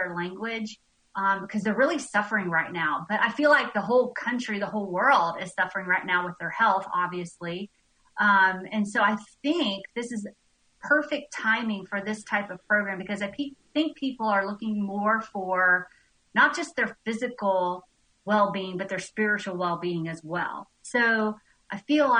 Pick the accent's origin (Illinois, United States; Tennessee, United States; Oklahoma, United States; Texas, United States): Tennessee, United States; Nashville; also born or lived in Tampa, Florida; now in Bishop, Georgia, United States; I'm from Nashville, Tennessee.